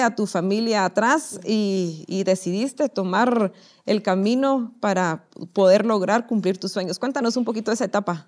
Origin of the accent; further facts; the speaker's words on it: Guatemala; nosotros como guatemaltecos